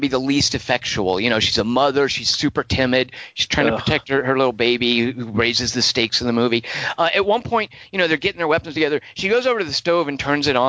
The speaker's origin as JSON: {"language": "English", "region": "Arkansas", "country": "United States", "tie": "born or raised there", "said": "I grew up in Arkansas"}